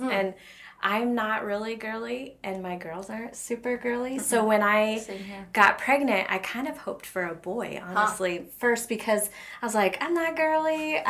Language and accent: English; Burlington, Iowa, United States; now in Ames, United States; I went to a community college in my hometown, Burlington, for 2 years, and then transferred to Iowa State.